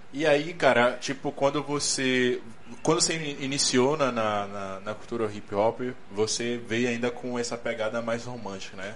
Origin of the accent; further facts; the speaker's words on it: Bahia, Brazil; A gente é baiano